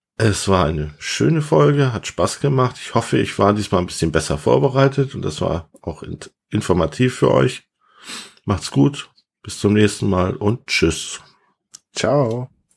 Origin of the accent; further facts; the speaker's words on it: Hamburg, Germany; moved away; Ich bin ja eigentlich Hamburger